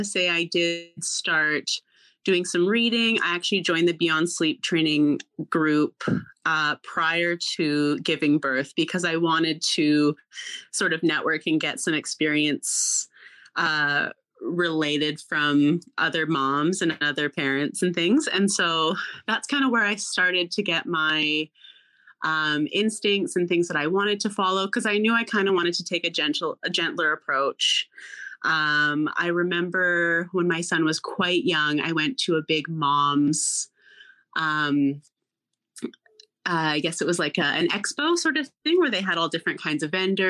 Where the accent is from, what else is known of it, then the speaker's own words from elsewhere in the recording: Canada; also born or lived in Alberta; I am from Canada. I live in Alberta